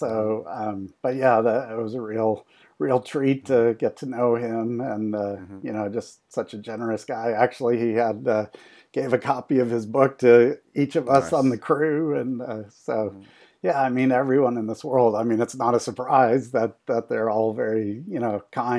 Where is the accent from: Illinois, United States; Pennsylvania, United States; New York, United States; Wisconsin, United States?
Illinois, United States; Chicago; Well, I'm from Chicago, so I'd say the main guys are Michael Jordan and Scottie Pippen.